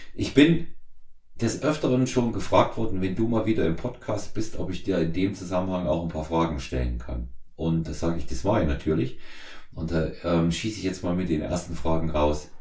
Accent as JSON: {"language": "German", "town": "Erfurt", "region": "Thuringia", "country": "Germany", "tie": "born or raised there", "moved": "yes", "lives_now": "Munich, Germany", "said": "ich in Erfurt äh, bin, quasi in meiner alten Heimat"}